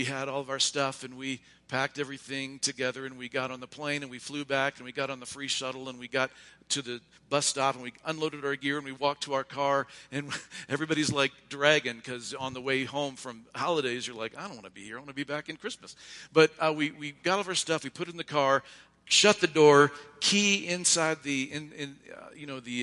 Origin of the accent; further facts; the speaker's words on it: Ohio, United States; moved away; also born or lived in Oregon; I'm from Ohio